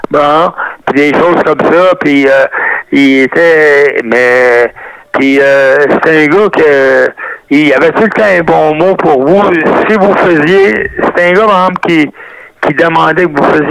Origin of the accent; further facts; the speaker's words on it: Montreal, Quebec, Canada; je suis descendance italienne, mais en réalité, je suis né à Montréal, je suis euh, Canadien.